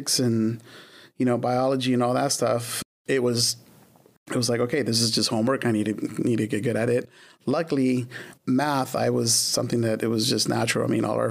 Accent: Los Angeles, California, United States; also born or lived in Glendale, California; I was there until pretty much the end of fourth grade.

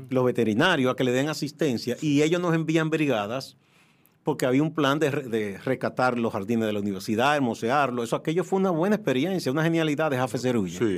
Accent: San Francisco de Macorís, Duarte, Dominican Republic; moved away as an adult; now in Santo Domingo, Dominican Republic; Mi papá era de Santiago, mi mamá de San Francisco, pero terminamos viviendo, aunque tuvimos breve tiempo en Santiago, en San Francisco

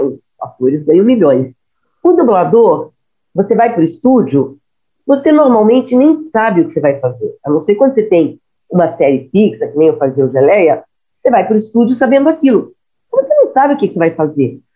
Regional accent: Rio de Janeiro, Brazil; moved away as an adult; also born or lived in Curitiba; eu sou carioca

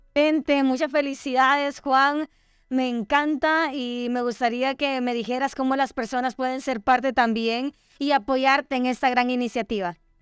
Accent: Honduras; nos enorgullece a todos como hondureños

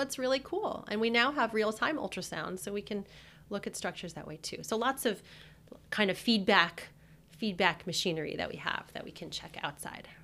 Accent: New Jersey, United States; also born or lived in New York; I'm from New Jersey. When I moved back to New Jersey from New York

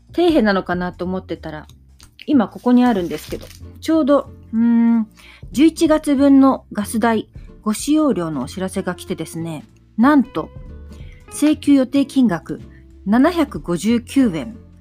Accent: Kagoshima, Japan; moved away; ちっちゃい頃から私の場合、あの、鹿児島出身なので、温泉がですね、いろんなところにあって、なので普通もう家族でそこら辺の温泉に

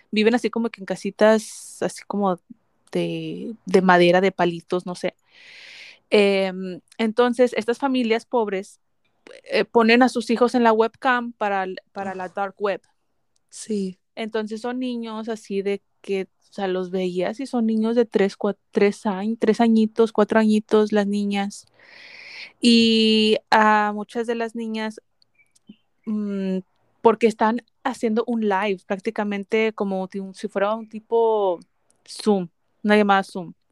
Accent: Mexico; porque como buena mexicana siempre hay tortillas en la casa, ¿verdad?

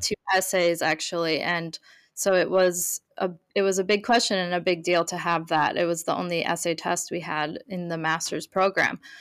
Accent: Minneapolis, Minnesota, United States; moved away as an adult; also born or lived in Sydney / Stockholm / London; now in Greater Boston area, United States; I am initially from Minneapolis, Minnesota, in the U S, um, and now I live in a seaside town in the Greater Boston area.

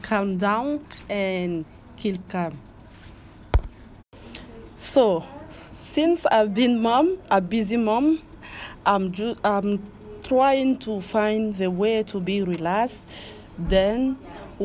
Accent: Côte d’Ivoire; English is a second language; now in United Kingdom; I'm from Ivory Coast. I've been living in UK since 2017.

